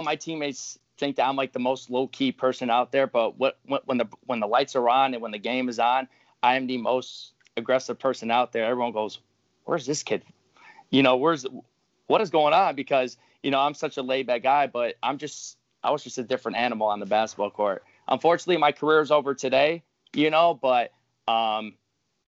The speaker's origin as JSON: {"language": "English", "town": "Carol Stream", "region": "Illinois", "country": "United States", "tie": "born or raised there", "said": "I grew up, you know, in the suburbs of Illinois, in Carroll Stream, Illinois"}